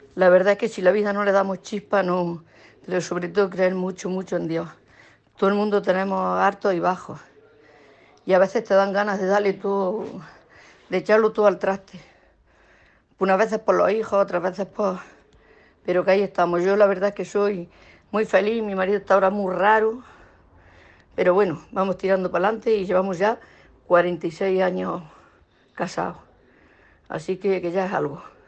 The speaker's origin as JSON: {"language": "Spanish", "town": "Jaén", "region": "Andalusia", "country": "Spain", "said": "Soy de aquí de Jaén"}